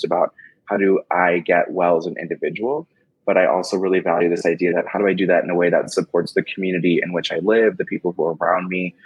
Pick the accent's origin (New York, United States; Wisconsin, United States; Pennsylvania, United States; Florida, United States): Wisconsin, United States; Madison; I am from Madison, Wisconsin.